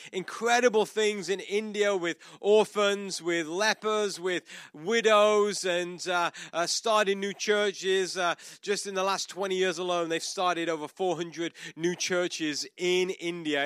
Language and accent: English; United Kingdom; is a British citizen